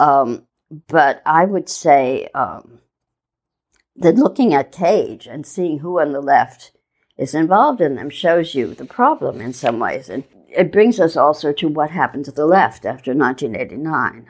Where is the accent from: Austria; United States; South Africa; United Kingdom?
United States; Midwest; moved away as an adult; now in New York, United States; I grew up in the Midwest moved to New York in the 70s, late 70s